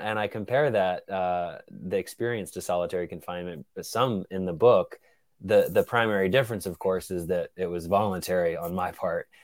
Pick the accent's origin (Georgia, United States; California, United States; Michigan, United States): Georgia, United States; Atlanta; moved away as an adult; now in Brooklyn, United States; I grew up in Atlanta, Georgia, spent eighteen years there